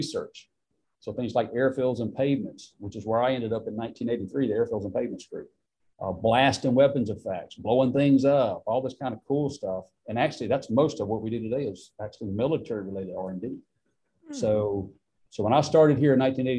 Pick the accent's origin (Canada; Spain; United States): United States; Beaumont, Mississippi; now in Vicksburg, United States; I grew up in Beaumont, Mississippi, a real small town in Perry County, close to Hattiesburg